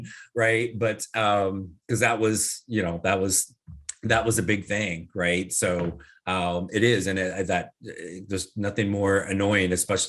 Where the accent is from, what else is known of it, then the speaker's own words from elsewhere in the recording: Midwest, United States; So, I grew up in the Midwest, and as you know, I'm in your area in Florida, half my life too.